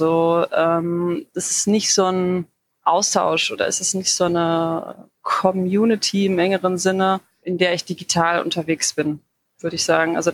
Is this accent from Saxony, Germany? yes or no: no; Dortmund, North Rhine-Westphalia, Germany; now in Bochum, Germany; ich komme eigentlich aus Dortmund, aber ich wohne jetzt seit mehreren Jahren in Bochum.